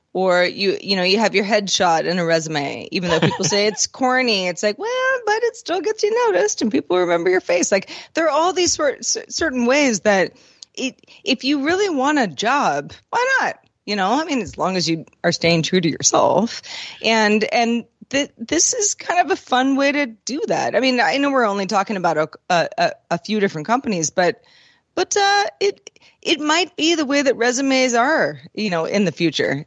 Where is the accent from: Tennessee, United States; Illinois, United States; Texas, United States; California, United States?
California, United States; Bay Area; as a Bay Area person